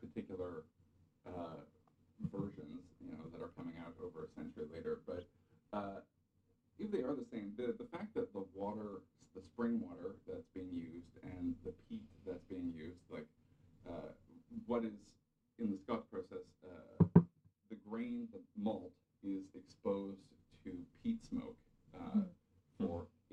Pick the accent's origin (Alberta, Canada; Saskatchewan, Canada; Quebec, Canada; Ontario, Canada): Alberta, Canada; Southern; now in British Columbia, Canada; You and I are good Southern Alberta boys